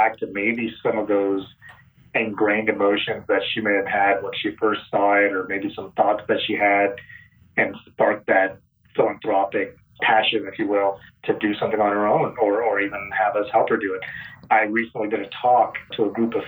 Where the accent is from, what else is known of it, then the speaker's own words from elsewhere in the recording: Phoenix, Arizona, United States; moved away as an adult; also born or lived in Vancouver, Washington; now in Los Angeles, United States; I grew up in Phoenix.